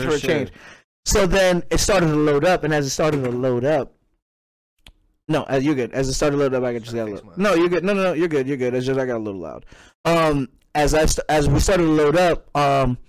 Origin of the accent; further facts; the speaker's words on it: New York City, New York, United States; moved away; I am originally from Brooklyn, New York